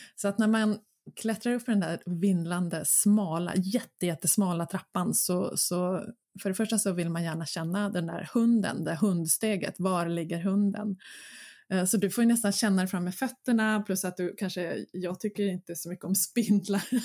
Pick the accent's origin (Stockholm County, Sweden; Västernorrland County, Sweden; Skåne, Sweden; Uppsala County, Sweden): Stockholm County, Sweden; Mörby slottsruin; Mina hemtrakter. Eh, där var jag väldigt mycket som barn och sprang runt